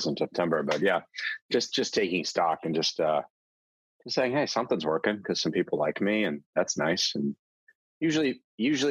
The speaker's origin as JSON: {"language": "English", "region": "Texas", "country": "United States", "tie": "born or raised there", "said": "I grew up in Texas."}